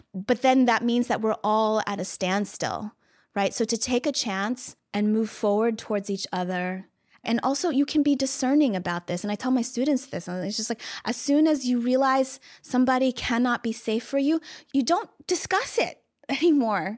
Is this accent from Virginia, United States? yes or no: yes; Virginia, United States; moved away; I'm from Virginia